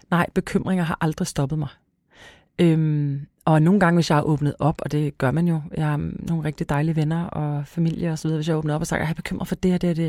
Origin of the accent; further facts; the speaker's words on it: Græsted, Capital Region of Denmark, Denmark; Græsted, hvor jeg kommer fra.